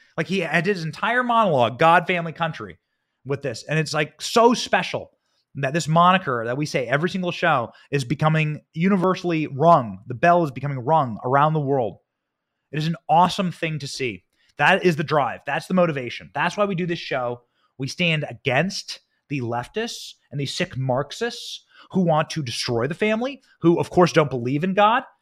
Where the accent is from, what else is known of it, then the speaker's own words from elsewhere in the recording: Iowa, United States; moved away; my home state of Iowa. That's where I was raised.